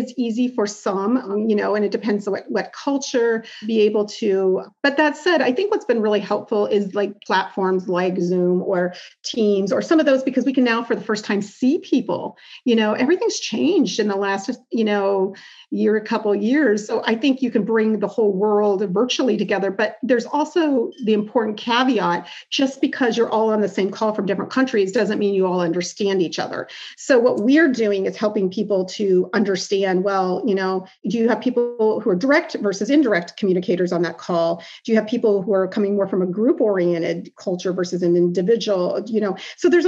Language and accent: English; Iowa, United States; moved away as an adult; also born or lived in Osaka, Japan / Sydney, Australia; I grew up in Iowa